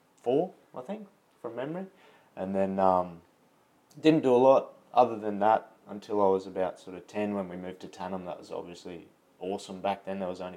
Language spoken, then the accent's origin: English; Rockhampton, Queensland, Australia; now in Brisbane, Australia; I grew up in central Queensland, so I was born in Rocky.